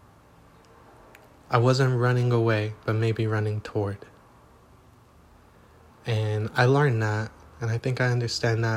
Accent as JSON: {"language": "English", "town": "Los Angeles", "region": "California", "country": "United States", "tie": "born or raised there", "moved": "yes", "said": "I am reporting from Los Angeles, California"}